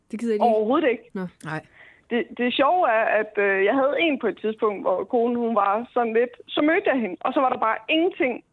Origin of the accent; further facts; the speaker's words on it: Denmark; så er jeg fra Jylland.